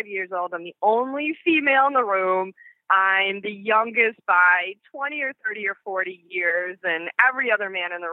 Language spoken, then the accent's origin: English; Long Island, New York, United States; moved away as an adult; also born or lived in Detroit, Michigan / Chicagoland, Illinois; now in Chicago, United States; I grew up in Long Island, New York. So you might sense some kind of an accent